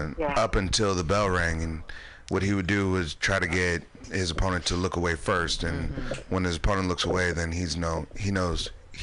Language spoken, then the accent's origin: English; Tacoma, Washington, United States; moved away; I grew up in Tacoma, Washington.